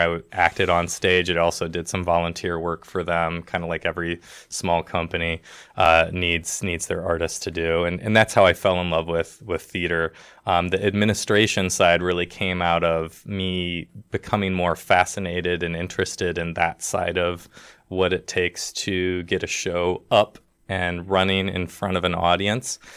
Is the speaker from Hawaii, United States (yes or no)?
no; Toledo, Ohio, United States; also born or lived in Detroit, Michigan / Boise, Idaho; now in Bloomington, United States; I grew up in Toledo, Ohio, which is Northwest Ohio